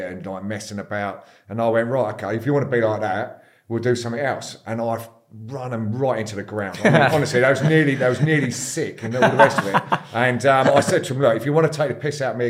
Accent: Eastbourne, South East England, United Kingdom; born there and yeah, got brought up there. Went to school there.

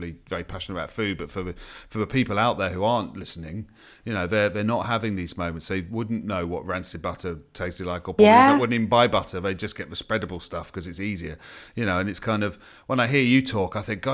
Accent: Watford, East of England, United Kingdom; I'm from Watford

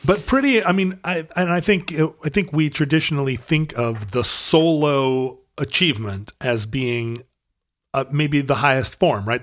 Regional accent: United States; I'm an American

